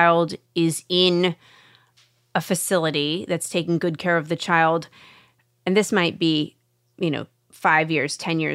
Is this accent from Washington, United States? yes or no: yes; Washington, United States; I'm from Washington State.